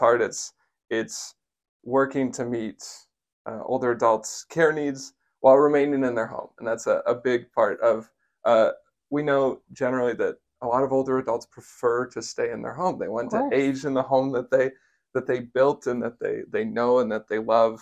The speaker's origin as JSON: {"language": "English", "town": "Ness City", "region": "Kansas", "country": "United States", "tie": "born or raised there", "said": "my hometown, Ness City"}